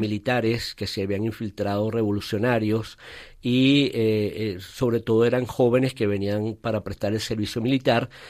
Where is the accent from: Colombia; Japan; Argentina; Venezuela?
Venezuela; Valencia, Carabobo; now in Caracas, Venezuela; luego a los ocho años de muy niño eh, mi padre por razones de trabajo fue trasladado a la segunda ciudad en ese momento que era Valencia de Venezuela